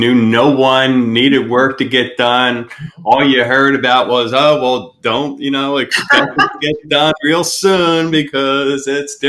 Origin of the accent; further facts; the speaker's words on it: outside the Philadelphia area, Pennsylvania, United States; moved away; we're from Pennsylvania, outside the Philadelphia area